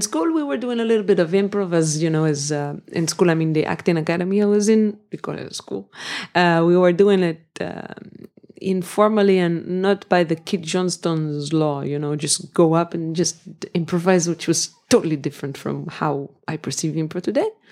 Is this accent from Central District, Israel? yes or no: no; Jerusalem, Jerusalem District, Israel; also born or lived in Jaffa, Tel Aviv / Berlin; I was born in Jerusalem. I lived there until I was 24